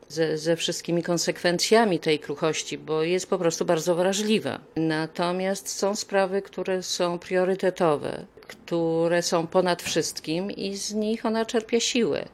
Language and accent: Polish; Łódź, Łódź Voivodeship, Poland; moved away as an adult; now in Poznań, Poland; jestem z pochodzenia łodzianką